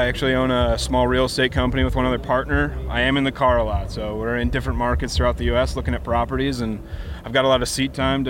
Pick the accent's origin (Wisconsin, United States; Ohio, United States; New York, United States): Wisconsin, United States; Milwaukee; moved away as an adult; now in Long Beach, United States; I actually moved out here in October, okay. But I'm from Milwaukee, Wisconsin.